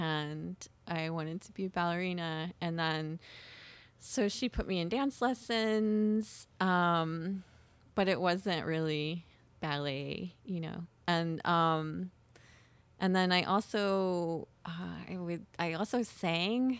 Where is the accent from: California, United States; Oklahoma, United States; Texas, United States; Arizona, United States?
Oklahoma, United States; Miami; I grew up in Miami, Oklahoma